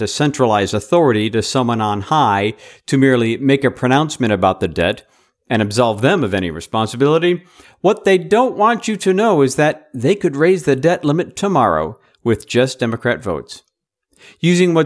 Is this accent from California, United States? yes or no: no; Atlanta, Georgia, United States; my hometown boys, the Atlanta Braves